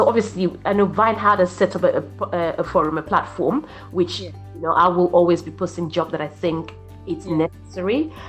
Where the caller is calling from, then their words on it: Brighton, South East England, United Kingdom; I'm calling in from Brighton.